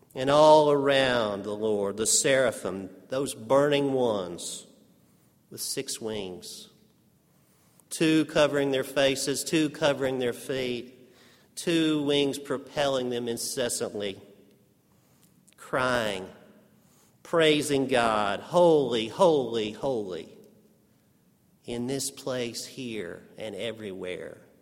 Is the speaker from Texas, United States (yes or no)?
yes; Amarillo, Texas, United States; accent: Texas; moved away; when kids in Amarillo, Texas tease you for your Texas accent